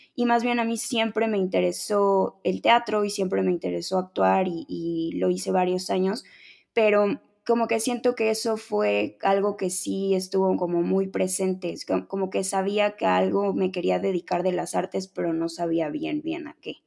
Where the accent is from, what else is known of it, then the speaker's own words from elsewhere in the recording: Mexico City, Mexico; soy de la Ciudad de México, nací en la Ciudad de México